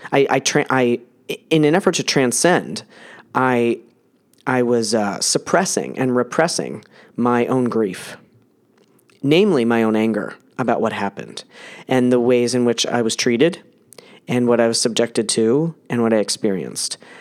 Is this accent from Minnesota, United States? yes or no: no; New Jersey, United States; I was born in New Jersey in nineteen seventy-eight